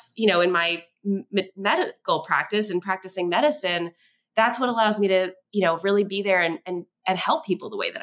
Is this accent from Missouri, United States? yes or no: no; Kentucky, United States; also born or lived in Westchester County, New York; I was born in New York in Westchester County, but at the age of around 3 or 4, my family relocated to a small town in Kentucky